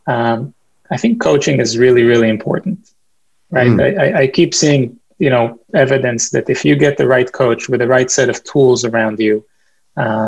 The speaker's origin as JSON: {"language": "English", "town": "Boston", "region": "Massachusetts", "country": "United States", "said": "I'm from Boston"}